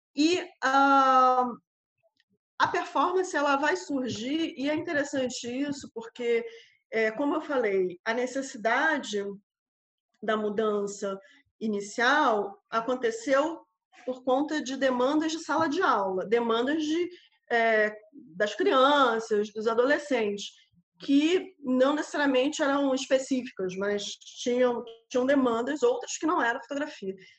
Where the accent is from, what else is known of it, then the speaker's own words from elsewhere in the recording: Rio de Janeiro, Brazil; moved away as an adult; also born or lived in Macapá, Amapá, Brazil; now in Coimbra, Portugal; nasci no Rio de Janeiro, por, porém me mudei para o extremo norte do país, para Macapá, e onde morei por uh, ah, 10 anos